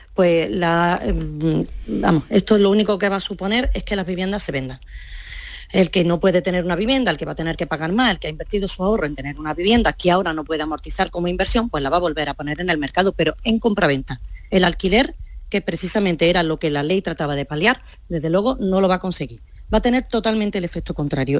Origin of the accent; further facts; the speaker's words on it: Córdoba, Andalusia, Spain; yo soy de Córdoba